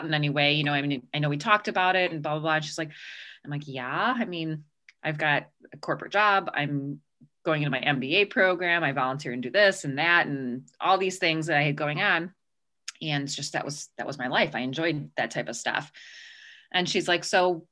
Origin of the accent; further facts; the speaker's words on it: Chicago, Illinois, United States; accent: Chicago; now in Arizona, United States; I grew up in Chicago. You'll start to hear the Chicago accent come out.